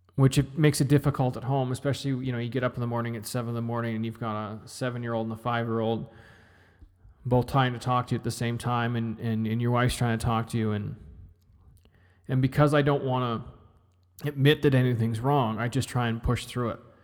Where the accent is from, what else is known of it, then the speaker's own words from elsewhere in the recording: Canada; I'm Canadian.